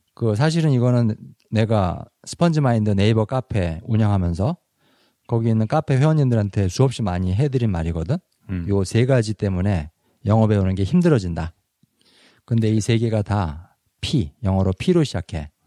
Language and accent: Korean; South Korea; first language Korean; moved away; 나도 사실은 한국 사람인 나도